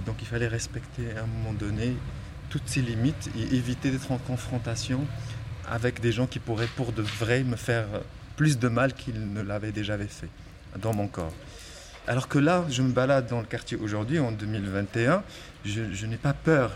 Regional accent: Salé, Rabat-Salé-Kénitra, Morocco; moved away as an adult; bienvenue dans mon territoire

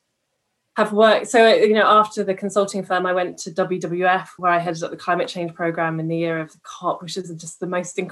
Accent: Stroud, South West England, United Kingdom; I come from Stroud in Gloucestershire, which is where Extinction Rebellion are from.

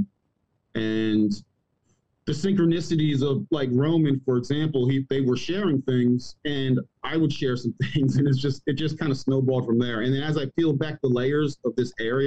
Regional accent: Maryland, United States; moved away as an adult; also born or lived in Abu Dhabi / Germany / Georgia; now in Cartersville, Georgia, United States; I'm originally from Maryland.

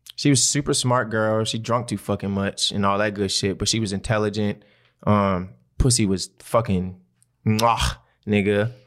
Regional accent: Baltimore, Maryland, United States; I'm from West Baltimore. My people stay on the motherfucking east side.

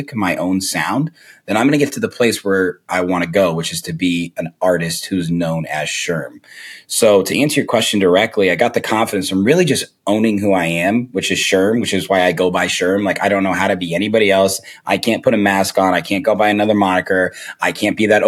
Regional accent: Zionsville, Indiana, United States; now in Chicago, United States; I grew up in Zionsville, Indiana

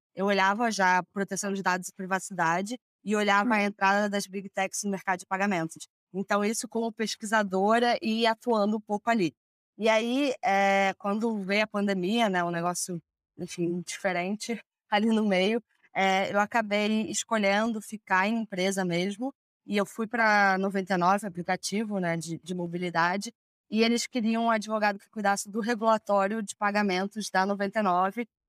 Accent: Rio de Janeiro, Brazil; moved away as an adult; now in São Paulo, Brazil; Eu sou do Rio

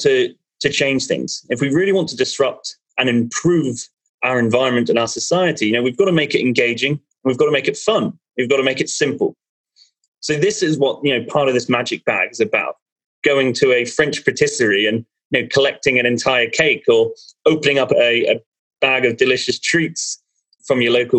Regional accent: Ireland; I'm Irish

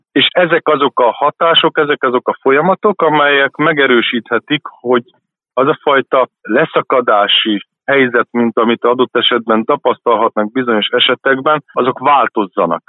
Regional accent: Esztergom, Komárom-Esztergom, Hungary; Én egy esztergomi roma családban születtem, egy olá cigány családban, ami azt jelenti, hogy a nyelvet is beszéltük

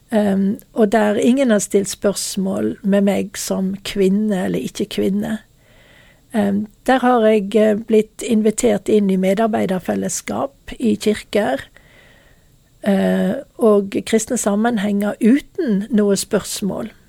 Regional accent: Norway; Det som var problemet i den tida, det var når jeg eh, var hjemme i Norge.

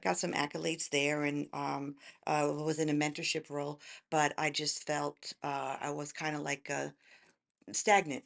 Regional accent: New York metro area suburbs, United States; moved away as an adult; also born or lived in Tennessee; now in McKinney, United States; originally I'm from New York

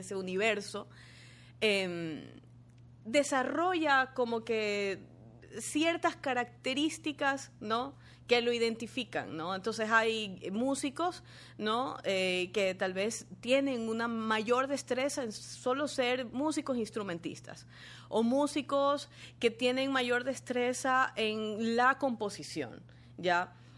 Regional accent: Guayaquil, Guayas, Ecuador; moved away as an adult; also born or lived in Quito / Argentina; yo salí de Guayaquil

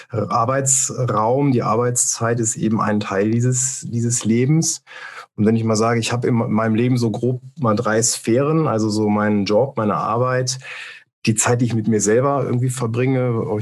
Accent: Rhineland, Germany; Also ich bin ja hier, also ich bin ursprünglich aus dem Rheinland, das erklärt das vielleicht ein bisschen nochmal.

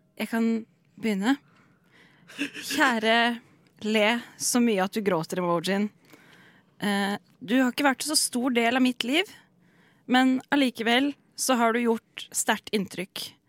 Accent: Seljord, Telemark, Norway; moved away; hjemme i Seljord, hvor jeg kommer fra.

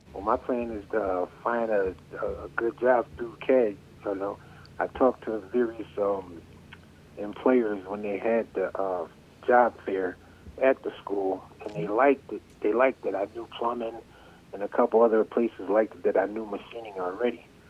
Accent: New Britain, Connecticut, United States; now in Berlin, United States; I was born in New Britain, and I moved. I bought a house in Berlin

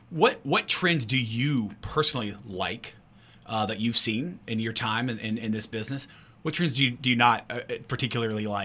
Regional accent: Culloden, West Virginia, United States; I grew up in Culloden, and I was familiar with the uh, Independent Supermarket

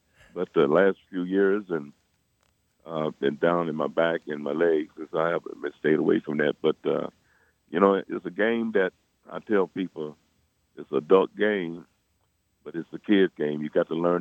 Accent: Detroit, Michigan, United States; I was raised up in the Jeffrey Project. That's about 10 blocks away from Old Tiger Stadium

